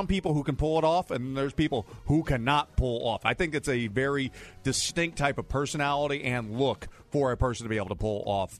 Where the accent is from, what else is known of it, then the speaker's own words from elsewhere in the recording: St. Louis, Missouri, United States; I grew up in North County, St. Louis.